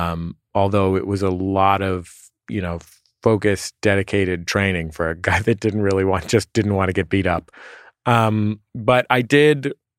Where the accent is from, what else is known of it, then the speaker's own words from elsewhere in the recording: San Francisco, California, United States; San Francisco.